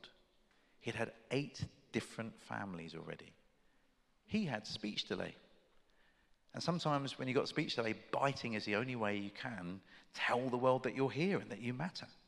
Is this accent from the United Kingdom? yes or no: yes; United Kingdom; I'm British